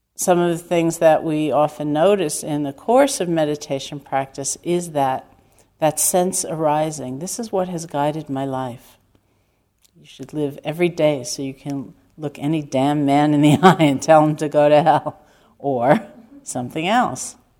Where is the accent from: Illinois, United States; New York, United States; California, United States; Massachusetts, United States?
New York, United States; New York City; me growing up in Manhattan